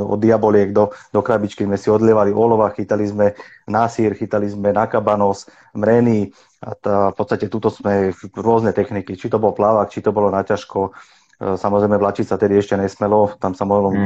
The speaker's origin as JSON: {"language": "Slovak", "town": "Bratislava", "region": "Bratislava Region", "country": "Slovakia", "tie": "born or raised there", "also_born_or_lived": "Trnava", "said": "ja som sa narodil eh, v Trnave, kde sme v podstate bývali rok a hneď sme sa potom presťahovali kvôli práci mojim rodičom do Bratislavy Takže my sme v podstate, ja som si vyrastal do, do 20 rokov, som žil v Bratislave"}